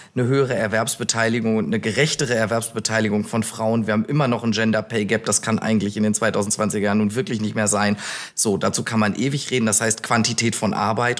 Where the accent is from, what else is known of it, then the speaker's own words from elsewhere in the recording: Bielefeld, North Rhine-Westphalia, Germany; also born or lived in Münster; now in Düsseldorf, Germany; bin gebürtig aus Bielefeld